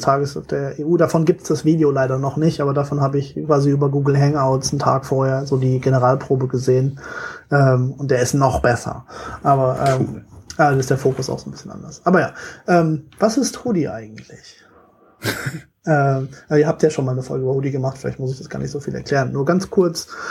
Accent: Germany; ich bin echt gebürtiger Deutscher

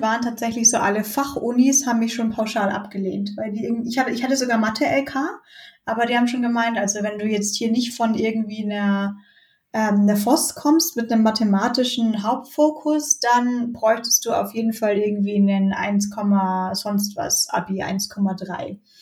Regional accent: Bayreuth, Bavaria, Germany; moved away as an adult; also born or lived in Munich; das hat es halt in Bayreuth gegeben, wo ich herkomme

